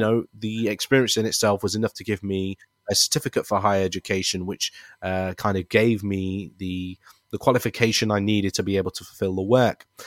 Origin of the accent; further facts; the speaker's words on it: Leicester, East Midlands, United Kingdom; I'm also very proud to be a British Asian, born and raised in Leicester